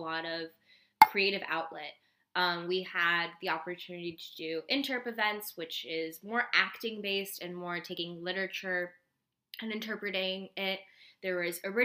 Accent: Bay Area, California, United States; we grew up in the Bay Area

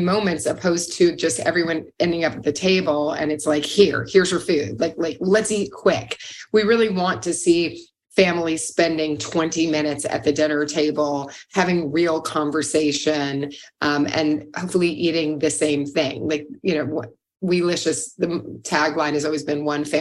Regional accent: Louisville, Kentucky, United States; moved away; I'm from Louisville, Kentucky

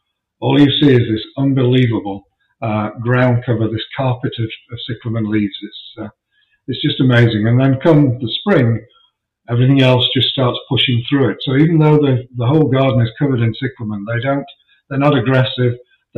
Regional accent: England, United Kingdom; I don't like summer. I'm English. I don't like heat and humidity.

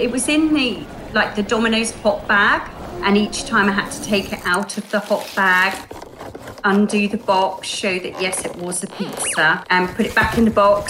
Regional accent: England, United Kingdom; I'm from England.

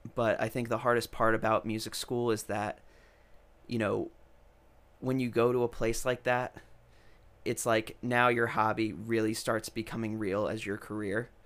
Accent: New York, United States; also born or lived in Rhode Island; now in Nashville, United States; I'm originally from New York.

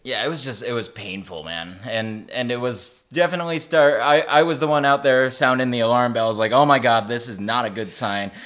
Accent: Massachusetts, United States; I'm, I'm from Massachusetts, so I butcher most words.

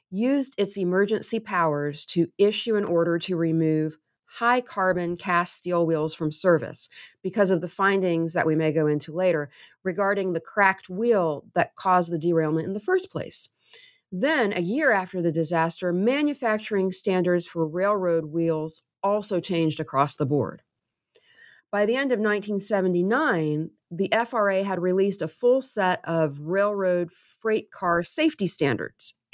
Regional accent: Waverly, Tennessee, United States; I am from Waverly. I grew up there. It's my hometown, and it's a small town.

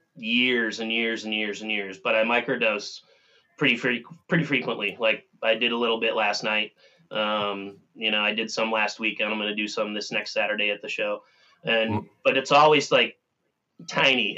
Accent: Minnesota, United States; I'm from Minnesota

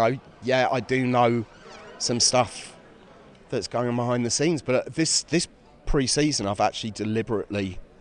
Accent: Carpenters Park, East of England, United Kingdom; I grew up in Carpenters Park

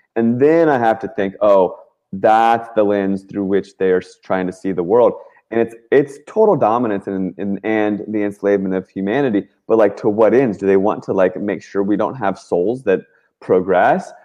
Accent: Washington, District of Columbia, United States; I grew up in Washington, D.C.

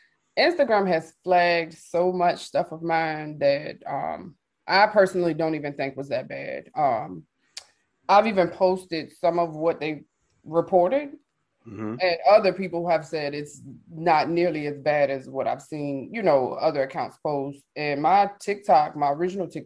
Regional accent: Richmond, Virginia, United States; also born or lived in Charlotte, North Carolina; I'm from Richmond, Virginia, but I also lived in Charlotte for about 10 years

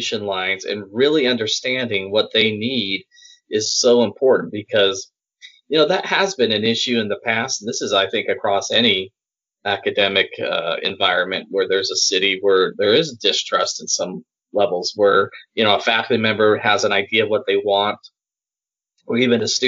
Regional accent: Salt Lake City, Utah, United States; moved away as an adult; now in Birmingham, United States; I grew up in Salt Lake City, Utah.

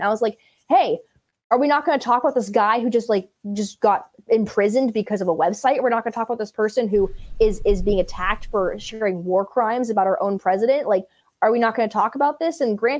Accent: Berkeley, California, United States; also born or lived in Martinez, California; I'm from the Bay Area, born and raised Berkeley, California.

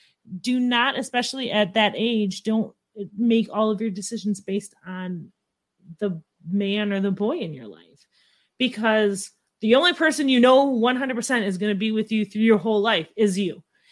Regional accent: Midwest, United States; I'm from the Midwest.

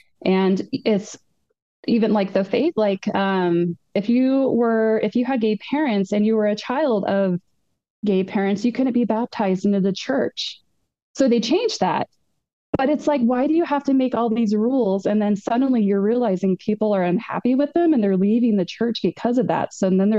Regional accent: Portland, Oregon, United States; now in Salt Lake City, United States; I used to be a Mormon. So yeah, I moved out here. So I'm originally from Portland, Oregon.

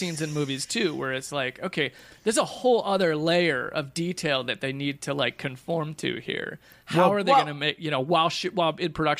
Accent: Cedar Rapids, Iowa, United States; he went to high school in my hometown. In Cedar Rapids, Iowa.

